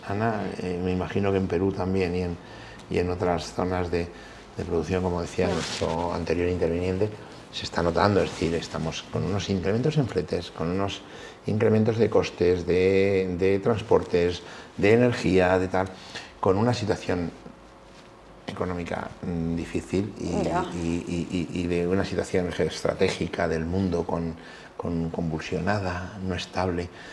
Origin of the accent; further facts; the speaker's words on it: Villaconejos, Community of Madrid, Spain; Yo soy nacido en Villaconejos. Villaconejos es un pueblo, pueblecito de la provincia de Madrid